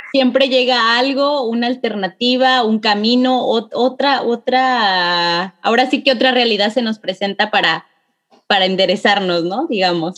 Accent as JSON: {"language": "Spanish", "region": "San Luis Potosí", "country": "Mexico", "said": "somos potosinas las dos."}